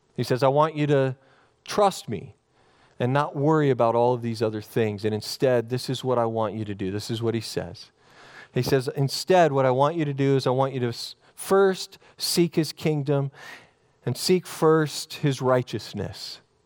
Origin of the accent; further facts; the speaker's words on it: Oregon, United States; growing up in Oregon